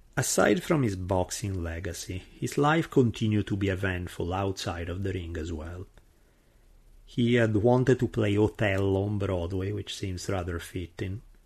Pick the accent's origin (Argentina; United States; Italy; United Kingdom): Italy; accent: heavy Italian; English is a second language; my heavy Italian accent